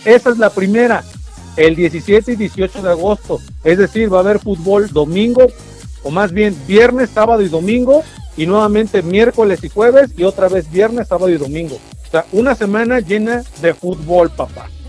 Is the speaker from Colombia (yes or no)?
no; Mexico; somos mexicanos